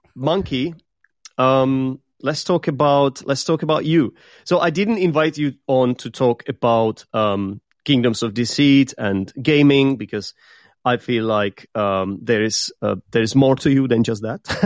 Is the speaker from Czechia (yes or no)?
yes; Czechia; English is a second language; I am from the Czech Republic